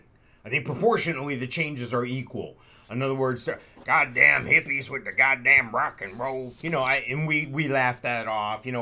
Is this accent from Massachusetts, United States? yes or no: no; New Jersey, United States; what you and I lived through in the 70s growing up in New Jersey.